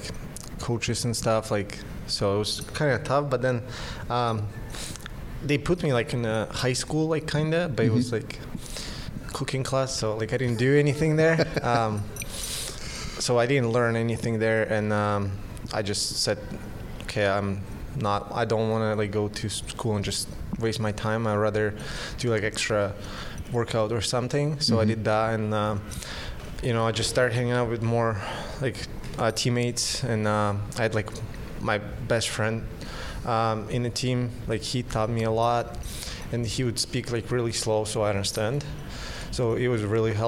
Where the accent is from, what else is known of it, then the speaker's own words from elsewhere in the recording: Chelyabinsk, Chelyabinsk Oblast, Russia; first language Russian; English is a second language; also born or lived in Moscow; now in San Jose, United States; play for my hometown team, which is Traktor Chelyabinsk